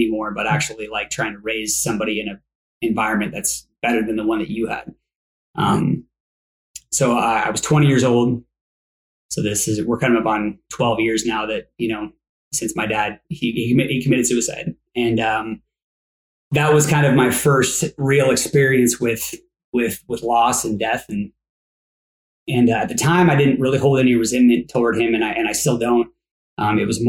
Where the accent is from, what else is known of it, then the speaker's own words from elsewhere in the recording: Coeur d'Alene, Idaho, United States; now in Phoenix, United States; I was raised in the Northwest